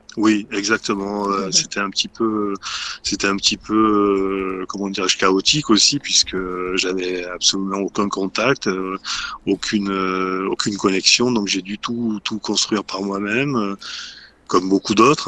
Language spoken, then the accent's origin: French; Marseille, Provence-Alpes-Côte d'Azur, France; moved away as an adult; also born or lived in Paris; j'ai quitté ensuite le sud de la France parce que je suis originaire de Marseille